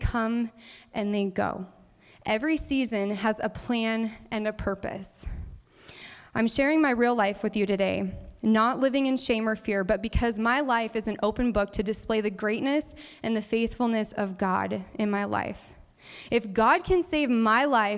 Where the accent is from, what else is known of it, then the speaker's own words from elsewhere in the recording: Cordova, Nebraska, United States; I grew up in Cordova, Nebraska, a very, very small village, yes, a village, of about 140 people in the more eastern part of the state.